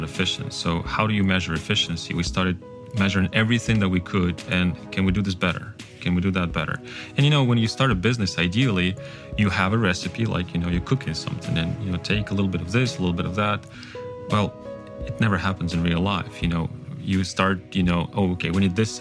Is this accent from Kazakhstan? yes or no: yes; Kazakhstan; first language Kazakh; English is a second language; moved away; Kazakhstan, my home country